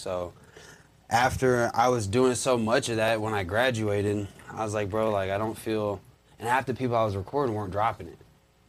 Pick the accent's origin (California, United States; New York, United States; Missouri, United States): Missouri, United States; Jefferson City; Jeff City, Missouri.